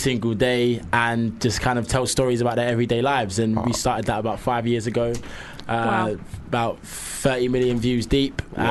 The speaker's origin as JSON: {"language": "English", "region": "London", "country": "United Kingdom"}